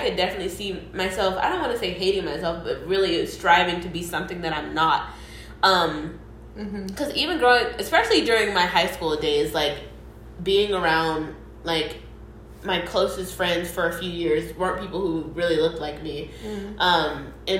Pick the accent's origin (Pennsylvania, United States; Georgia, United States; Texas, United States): Georgia, United States; Atlanta; growing up in Atlanta is such a privilege